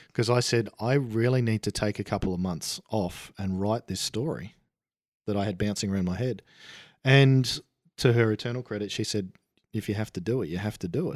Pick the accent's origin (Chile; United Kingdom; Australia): Australia; I was an Aussie.